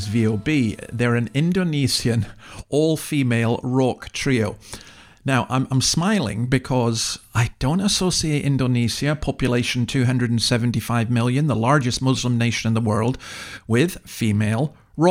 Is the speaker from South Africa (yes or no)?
no; Scotland, United Kingdom; now in Australia; I'm from an English-speaking country, just Scotland. I live in another English-speaking country, Australia